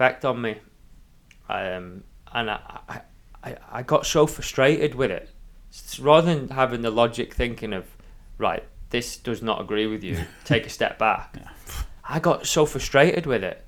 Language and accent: English; Isle of Man; growing up on the Isle of Man